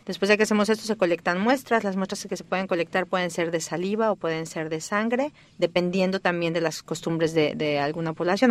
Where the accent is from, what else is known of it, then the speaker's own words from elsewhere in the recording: Mexico City, Mexico; moved away as an adult; also born or lived in Barcelona, Spain / New York, United States; now in Stanford, United States; soy originaria de México. Nací en la Ciudad de México hace ya varios años